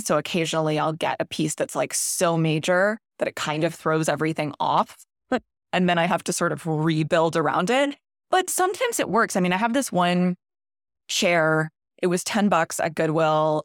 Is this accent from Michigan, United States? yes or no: no; Ponte Vedra Beach, Florida, United States; grew up in Ponte Vedra Beach, Florida, which is a coastal area, mostly in the nineties